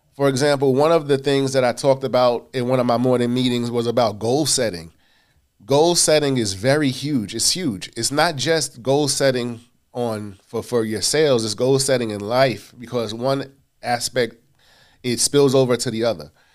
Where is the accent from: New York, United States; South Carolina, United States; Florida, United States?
New York, United States; New York City; also born or lived in Hollis, Queens; Born in Hollis, Queens, raised in South Jamaica